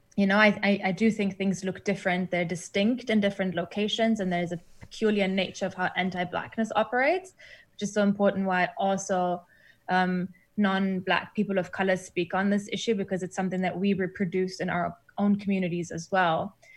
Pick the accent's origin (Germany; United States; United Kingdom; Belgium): Germany; moved away as an adult; also born or lived in Iran / Berlin, Germany; now in New Zealand; I grew up in Germany